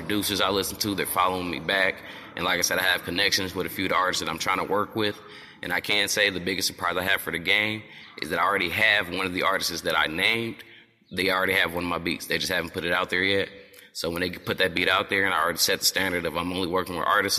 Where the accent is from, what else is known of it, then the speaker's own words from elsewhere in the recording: South Bend, Indiana, United States; I'm from South Bend, Indiana.